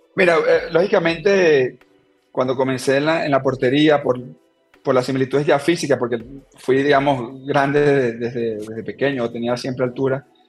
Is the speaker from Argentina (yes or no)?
no; Turén, Portuguesa, Venezuela; moved away as an adult; now in Ecuador; En, mi pueblo, la verdad que siempre el fútbol ha sido, digamos, el deporte dominante